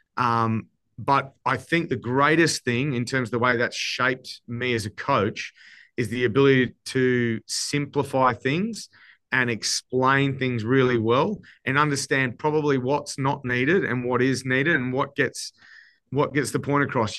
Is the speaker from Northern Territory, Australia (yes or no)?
no; Queensland, Australia; my home state